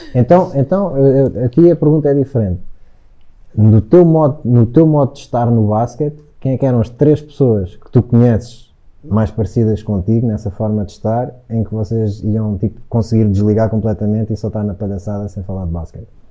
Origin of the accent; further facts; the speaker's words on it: Algés, Lisbon, Portugal; muitos miúdos do Algés, que era, foi onde eu cresci